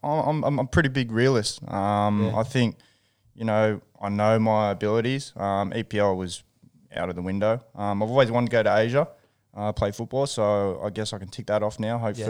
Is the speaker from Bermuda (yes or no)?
no; Newcastle, New South Wales, Australia; born or raised there